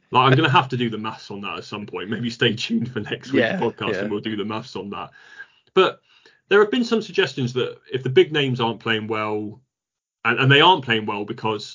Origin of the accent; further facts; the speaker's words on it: United Kingdom; as British fans